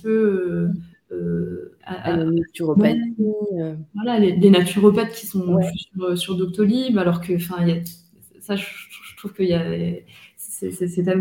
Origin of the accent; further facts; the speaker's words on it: northern France, France; dans le nord de la France, chez moi, comment De base, je suis nordiste